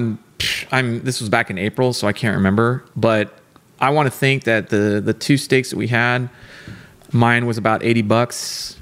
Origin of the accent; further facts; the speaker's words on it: Texas, United States; moved away as an adult; when I left for the Navy, it was almost exactly 20 days before I came back to the state.